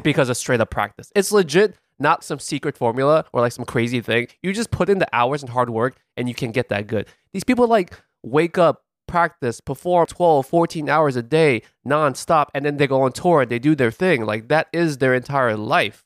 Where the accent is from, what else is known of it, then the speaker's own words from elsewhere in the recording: New York, United States; as a New Yorker